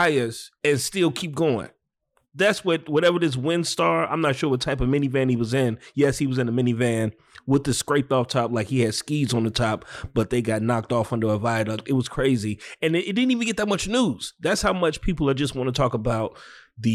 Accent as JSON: {"language": "English", "town": "Chicago", "region": "Illinois", "country": "United States", "also_born_or_lived": "Brooklyn, New York", "said": "New York wasn't for me as a Chicagoan"}